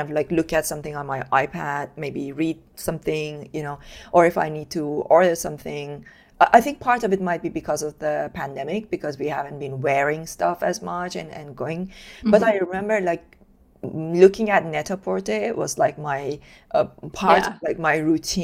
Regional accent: Iran; moved away as an adult; I was born and brought up in Iran

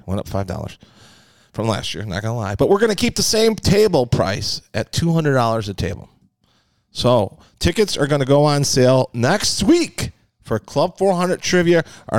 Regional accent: McHenry, Illinois, United States; I moved out to come out to McHenry, Illinois, my hometown

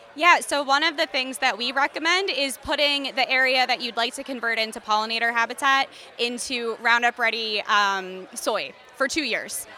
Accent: Philadelphia, Pennsylvania, United States; moved away as an adult; also born or lived in Delaware; now in Iowa, United States; Originally, I'm from Philadelphia, um, and then I got my master's at the University of Delaware, and then I came to Iowa State for my PhD

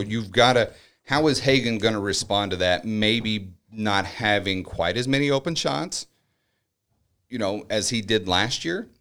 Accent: United States; We grew up in El Nor together

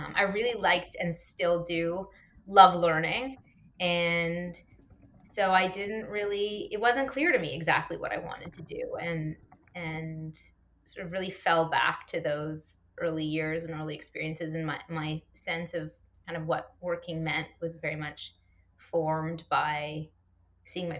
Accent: Toronto, Ontario, Canada; also born or lived in Halifax, Nova Scotia; I grew up here in Toronto

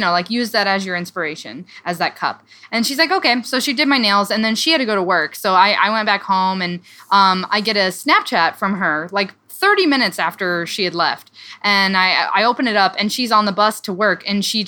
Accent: Iowa, United States; moved away; My family lives in Omaha, Nebraska, but I'm from Iowa. We're both from Iowa

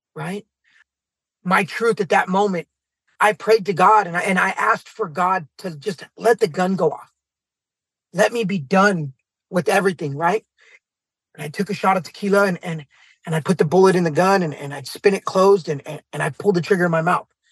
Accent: San Jose, California, United States; I'm from San Jose, California

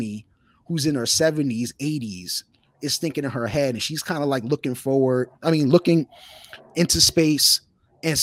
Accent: New York City, New York, United States; somebody who grew up in New York City

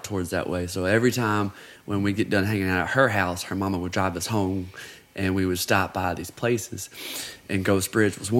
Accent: Huntsville, Alabama, United States; now in Tennessee, United States; I'm from Huntsville, Alabama

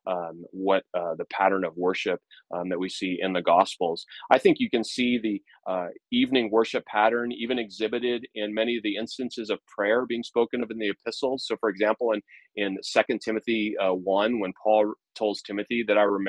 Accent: United States; marks me as an American

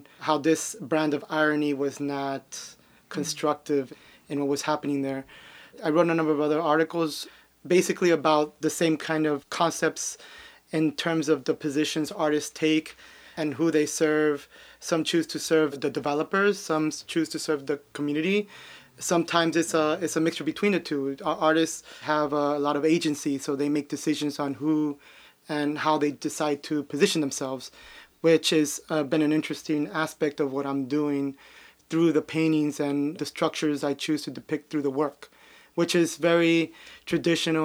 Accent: Miami, Florida, United States; I'm from Miami. I was born here. My mom's from Colombia, my dad's from Peru. I grew up in Little Havana

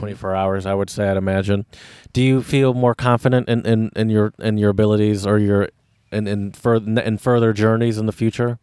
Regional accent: Clarkston, Michigan, United States; I roughly grew up around here back when I was a kid. I grew up in Clarkston.

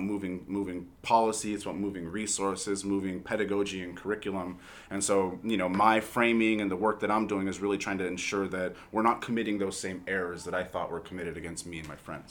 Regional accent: Los Angeles, California, United States; as a young person growing up in Los Angeles

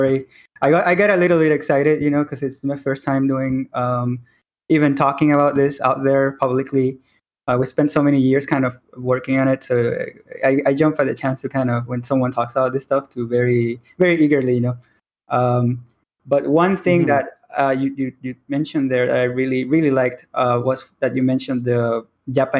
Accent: Venezuela; now in Mexico; I am in Mexico. I am Mexican, but I was born in Venezuela. So I grew up in, when I was young, I was in Venezuela.

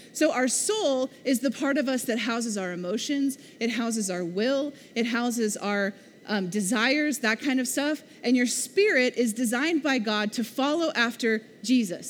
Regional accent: Missouri, United States; now in Oklahoma, United States; I grew up in Missouri. We don't have red dirt.

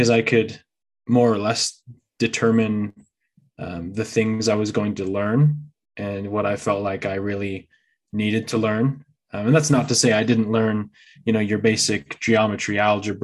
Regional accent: San Francisco Bay Area, California, United States; moved away; I actually was born and raised in California. So, I was born over close to the San Francisco Bay Area

